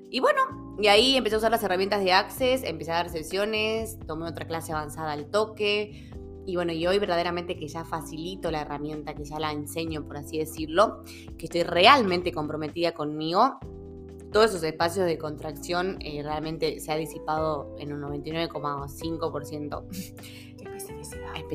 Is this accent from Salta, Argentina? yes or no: yes; Salta, Argentina; also born or lived in Buenos Aires; Soy de acá de Salta. Nací en Betam.